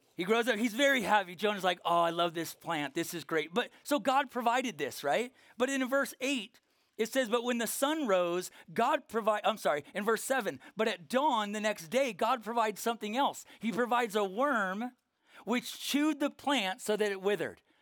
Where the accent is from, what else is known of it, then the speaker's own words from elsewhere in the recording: Norco, California, United States; from Norco, California. We have horse trails there, not sidewalks